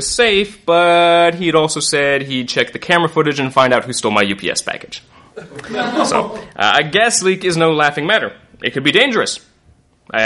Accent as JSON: {"language": "English", "region": "Northern Virginia", "country": "United States", "tie": "born or raised there", "moved": "yes", "lives_now": "Chicago, United States", "said": "I grew up in Northern Virginia, in the D.C. area"}